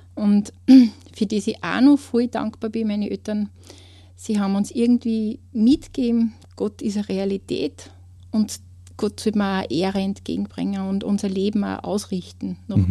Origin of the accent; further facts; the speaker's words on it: Kleinraming, Upper Austria, Austria; ich komme aus Kleinramming